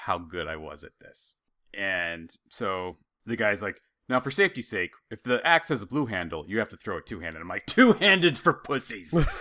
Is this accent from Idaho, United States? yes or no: yes; Idaho, United States; growing up in Idaho